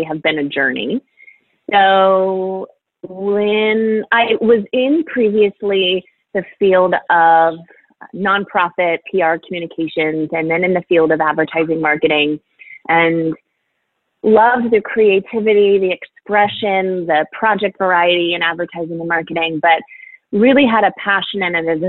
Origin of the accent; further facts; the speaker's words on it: Overland Park, Kansas, United States; So I'm a Midwest girl. I am from Kansas City